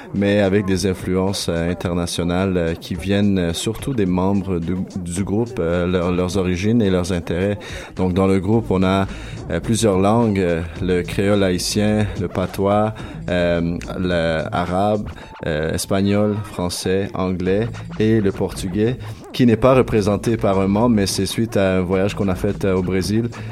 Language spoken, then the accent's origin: French; Chile; moved away; je viens du Chili